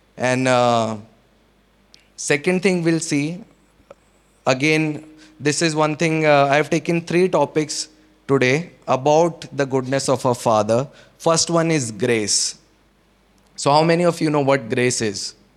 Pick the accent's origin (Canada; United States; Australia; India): India; Chandigarh; also born or lived in Solan, Himachal Pradesh; we came down from Solan to Chandigarh, and uh, uh, even the school we got